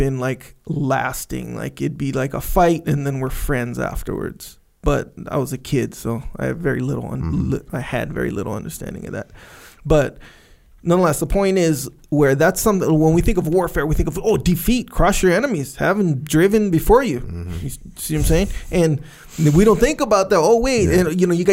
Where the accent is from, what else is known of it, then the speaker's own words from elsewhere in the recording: Kauai, Hawaii, United States; I grew up on Kauai.